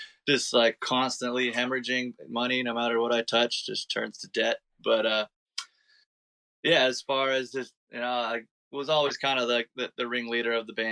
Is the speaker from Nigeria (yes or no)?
no; San Jose, California, United States; also born or lived in San Diego; now in Portland, United States; I'm originally from San Jose, like the San Francisco Bay Area